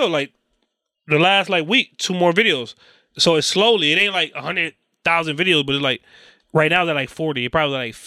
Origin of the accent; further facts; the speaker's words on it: Hartford, Connecticut, United States; I'm from Hartford